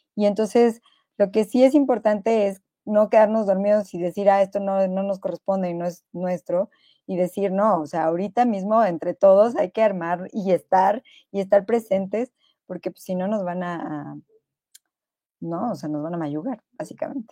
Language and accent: Spanish; Mexico; yo soy mexicana